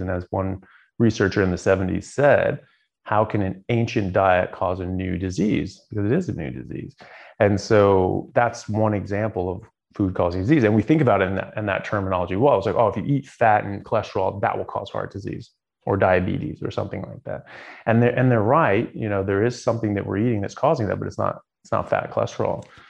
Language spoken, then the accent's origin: English; United States; moved away as an adult; also born or lived in Southern California / Seattle, Washington / Ireland; now in Australia; I grew up in in Southern California in Seattle